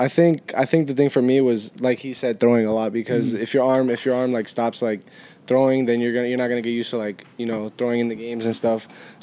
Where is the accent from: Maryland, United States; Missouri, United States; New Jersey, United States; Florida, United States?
Florida, United States; Orlando; from Orlando, Florida